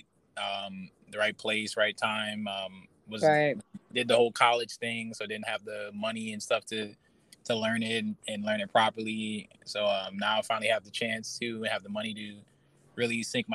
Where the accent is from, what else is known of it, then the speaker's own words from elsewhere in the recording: New York City, New York, United States; moved away; also born or lived in Brooklyn / Pennsylvania / Atlanta; I was born in Manhattan, lived in Brooklyn, and then lived in Pennsylvania